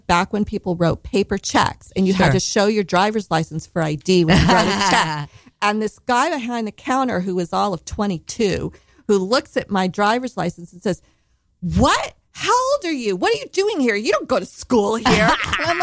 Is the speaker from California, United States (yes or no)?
yes; Los Angeles, California, United States; also born or lived in London; I grew up in Los Angeles